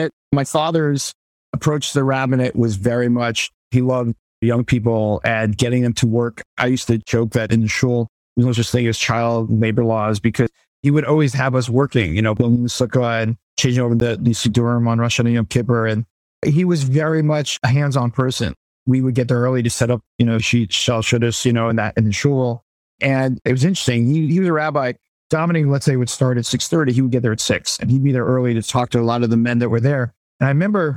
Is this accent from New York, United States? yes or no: yes; New York City, New York, United States; moved away as an adult; also born or lived in Bronx / Detroit / Israel; born in the Bronx, grew up in Brooklyn